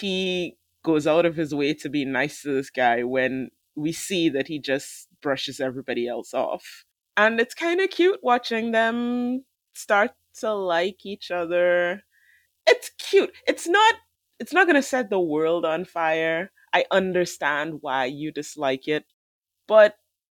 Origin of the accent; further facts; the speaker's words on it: Trinidad & Tobago; I am from Trinidad.